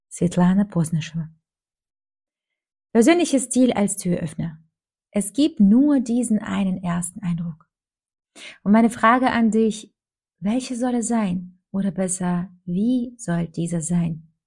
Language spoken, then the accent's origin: German; Minsk, Belarus; now in Germany; Ich komme aus Minsk, Weißrussland, und bin in ziemlich bescheidenen Verhältnissen aufgewachsen.